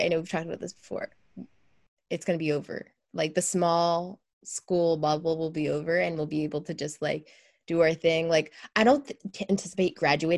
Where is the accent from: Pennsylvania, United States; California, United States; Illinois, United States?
Pennsylvania, United States; a college that's near my hometown in PA